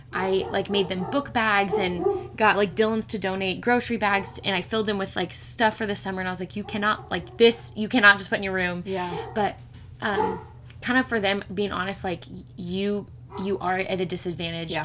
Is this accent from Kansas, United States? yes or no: yes; Wichita, Kansas, United States; I was born and raised in Wichita. Have lived here my whole